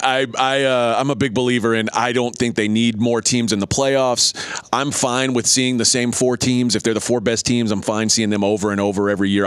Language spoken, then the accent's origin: English; Texas, United States; I grew up in Texas